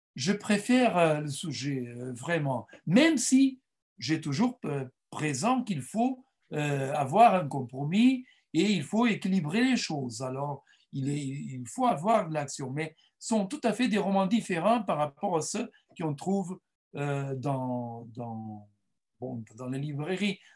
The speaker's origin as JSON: {"language": "French", "country": "Mozambique", "tie": "born or raised there", "second_language": "French", "moved": "yes", "said": "mes, parents sont portugais, mais je suis né au Mozambique"}